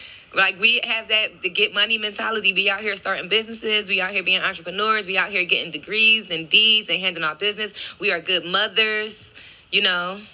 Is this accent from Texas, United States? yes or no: no; Philadelphia, Pennsylvania, United States; moved away; I'm from Mount Airy, like Stinton Avenue, Upsall Street area